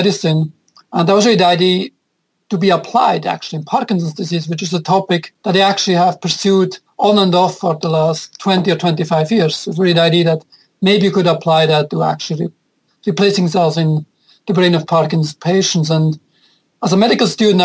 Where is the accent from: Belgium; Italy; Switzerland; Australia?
Switzerland; now in New York City, United States; I'm originally from Switzerland